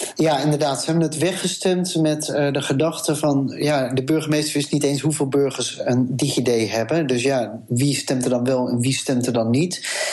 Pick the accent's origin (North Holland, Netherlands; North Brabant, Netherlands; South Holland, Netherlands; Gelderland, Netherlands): North Holland, Netherlands; Amsterdam; als Amsterdammer